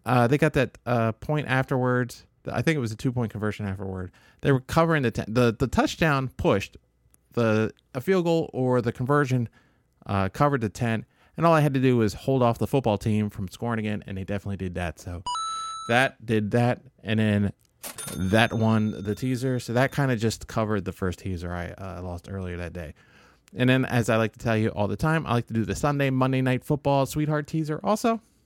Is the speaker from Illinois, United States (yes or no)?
yes; Southern Illinois, United States; I was born in Southern Illinois